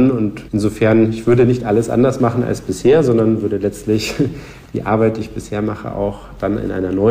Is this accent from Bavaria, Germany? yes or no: yes; Munich, Bavaria, Germany; ich bin in München geboren und aufgewachsen, bin 33 Jahre alt